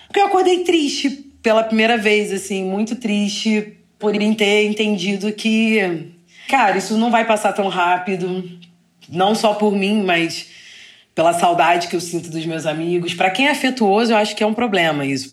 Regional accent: Rio de Janeiro, Brazil; eu sou carioca

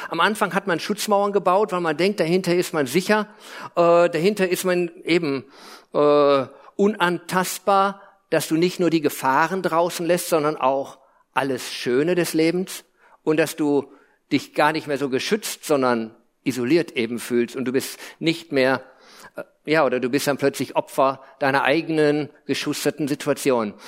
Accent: Lippe, North Rhine-Westphalia, Germany; also born or lived in Hesse / United States; Also ich bin in Hessen geboren, dann nach Lippe eingewandert

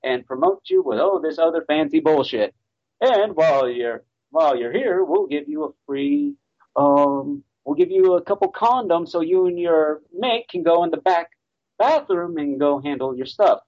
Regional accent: United States; as an American

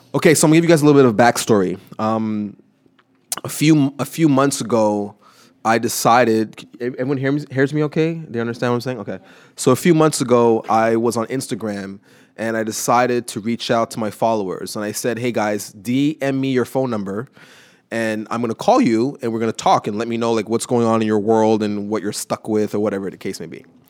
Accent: Montreal, Quebec, Canada; from Montreal

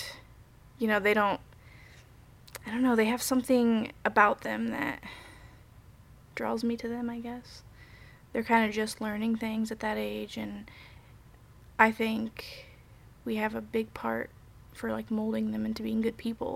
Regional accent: Indianapolis, Indiana, United States; also born or lived in Japan / South Korea; now in Bloomington, United States; I'm from Indianapolis, but I've been living in Bloomington I lived here for like 6 years

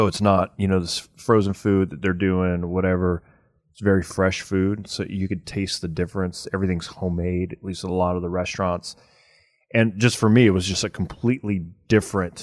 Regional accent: Cajun / Louisiana, United States; I'm Cajun at heart

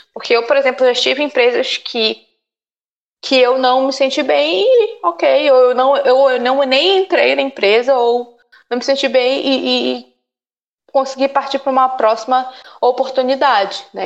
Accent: Belém, Pará, Brazil; moved away; Eu vim do norte, vim de Belém

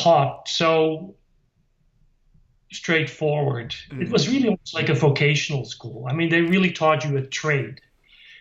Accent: Netherlands; moved away; I grew up in Holland

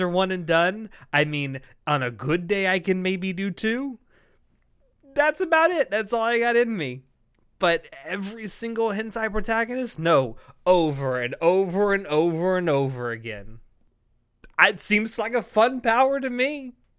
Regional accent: the South, Florida, United States; I come from the South where we dip fries in, in milkshakes.

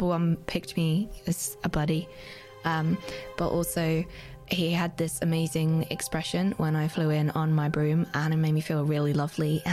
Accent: United Kingdom; I'm very British

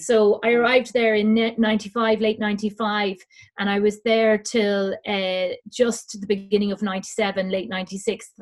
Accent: Dublin, Leinster, Ireland; now in Kildare, Ireland; I was brought up in Dublin, lived in Dublin all my life.

